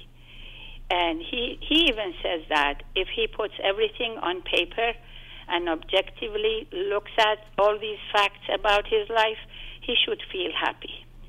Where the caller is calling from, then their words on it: East Coast, United States; Actually, I'm calling you from the East Coast